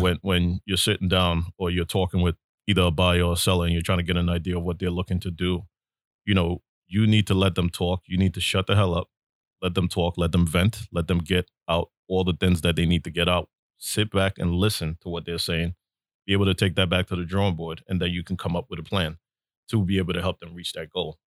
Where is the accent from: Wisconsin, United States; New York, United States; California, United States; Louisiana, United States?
New York, United States; New York City; me growing up in Brooklyn